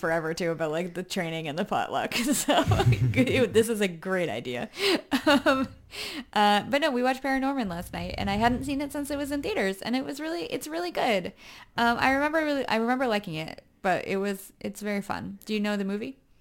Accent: United States; I'm American

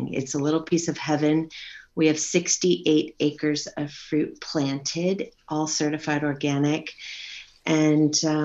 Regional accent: Napa, California, United States; also born or lived in Washington, D.C.; I was born and raised in Napa

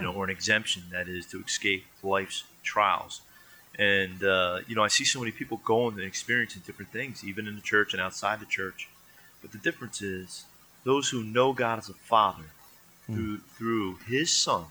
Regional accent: New Jersey, United States; we're from New Jersey.

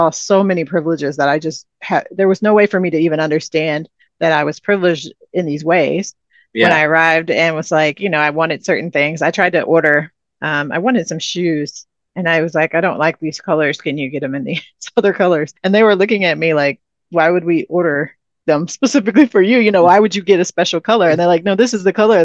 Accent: United States; you're from the US

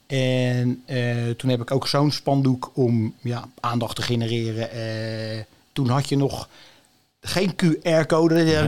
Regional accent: Almelo, Overijssel, Netherlands; also born or lived in Leiderdorp; now in Noordwijk, Netherlands; ik ben, kom oorspronkelijk uit het oosten van het land. Ik ben in Almelo geboren.

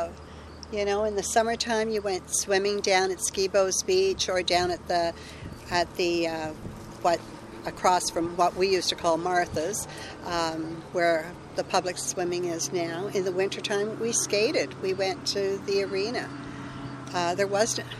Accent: Barry's Bay, Ontario, Canada; moved away as an adult; also born or lived in Oakville; now in Combermere, Canada; I grew up in Barry's Bay in a Catholic home, very staunch Catholics.

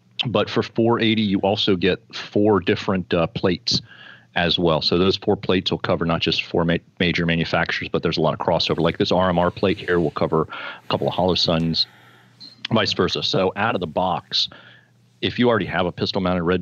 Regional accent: Florida, United States; I was born in Florida

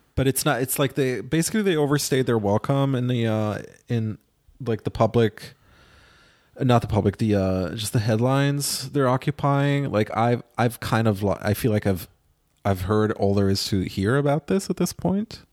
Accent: Israel; moved away; my hometown in Israel

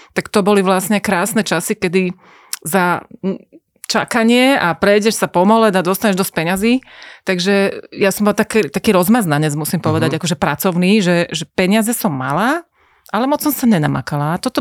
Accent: Košice, Košice Region, Slovakia; Že ja som mala 14, došli sme s mamou z Košíc na vlaku a ty si nás fotila v nejakom byte.

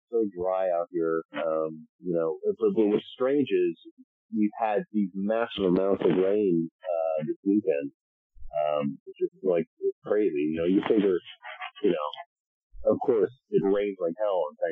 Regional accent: Chatham, New Jersey, United States; moved away as an adult; also born or lived in New York; now in Los Angeles, United States; I grew up in Chatham, New Jersey, which is in Morris County.

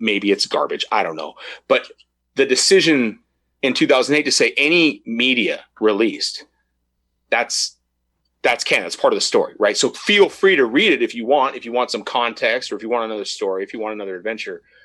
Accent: United States; growing up in America

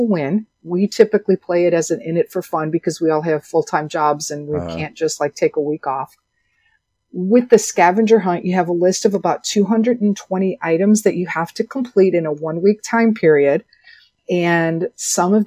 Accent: Chicago, Illinois, United States; moved away as an adult; also born or lived in Nashville/Hendersonville, Tennessee; now in Hendersonville, United States; I am born and raised in Chicago, and I have lived in the Nashville/Hendersonville

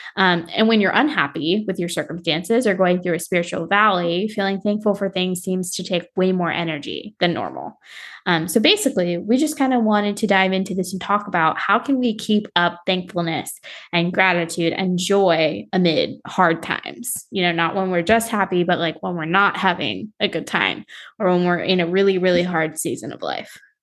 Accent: South Florida, United States; I grew up in South Florida, so we were, like, by Miami

